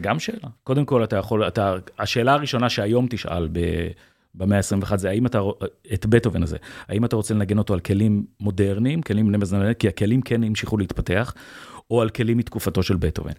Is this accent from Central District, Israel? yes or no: yes; Kfar Monash, Central District, Israel; גדלתי בעמק חפר